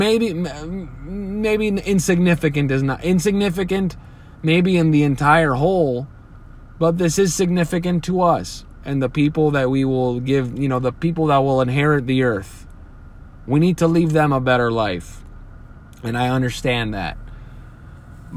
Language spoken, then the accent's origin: English; United States; this is the country I was born in. I am an American. And this is my home